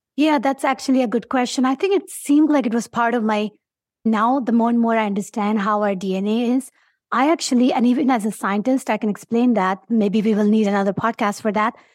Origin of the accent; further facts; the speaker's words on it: Pakistan; English is a second language; moved away as an adult; now in United States; I'm from Pakistan